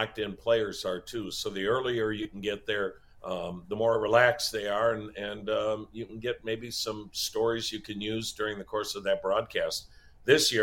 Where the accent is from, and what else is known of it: Wisconsin, United States; born or raised there; moved away